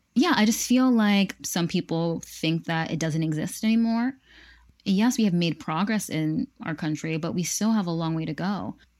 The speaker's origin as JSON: {"language": "English", "region": "Pennsylvania", "country": "United States", "said": "I would tell them where I was from, Pennsylvania, um, America"}